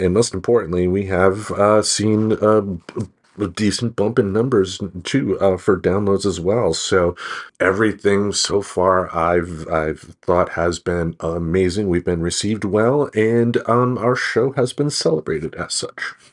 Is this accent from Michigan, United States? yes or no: yes; Michigan, United States; also born or lived in Maine; now in Portland, United States; I come from Michigan myself